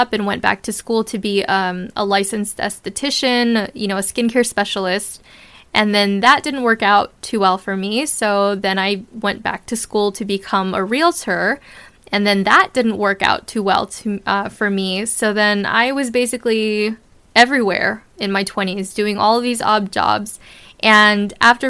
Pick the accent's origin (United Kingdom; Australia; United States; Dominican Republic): United States; Southern California; also born or lived in Brooklyn, New York; I was born in Brooklyn, New York, and then raised in the suburbs of Southern California, about 80 miles east